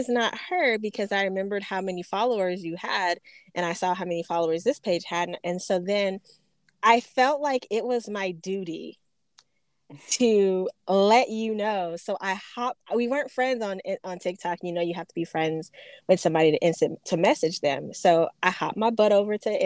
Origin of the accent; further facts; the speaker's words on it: Phoenix, Arizona, United States; moved away; I'm from Phoenix, Arizona.